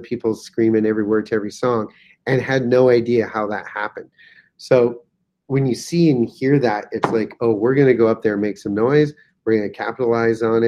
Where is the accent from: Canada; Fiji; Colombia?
Canada; being Canadian